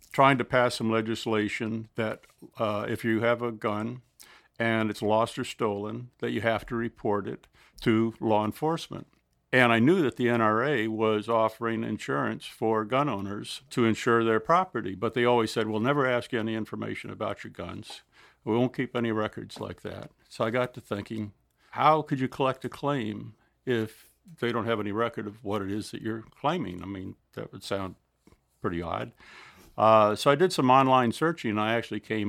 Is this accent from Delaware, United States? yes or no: yes; Delaware, United States; We come from Delaware